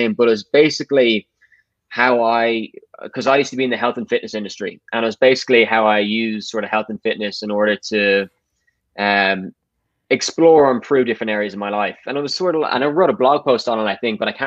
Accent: Dublin, Leinster, Ireland; I grew up and born in Dublin, so I haven't left

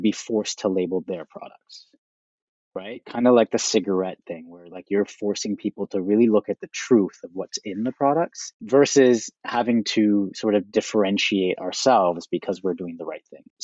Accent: Toronto, Ontario, Canada; now in Vancouver, Canada; I am Canadian originally. I was born and raised in Toronto.

